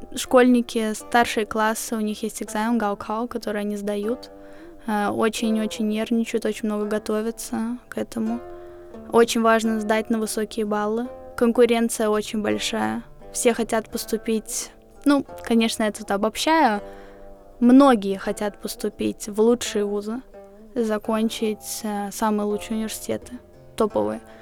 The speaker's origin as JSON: {"language": "Russian", "town": "Riga", "country": "Latvia", "tie": "born or raised there", "said": "В 40 школе я училась в Риге, я из Риги"}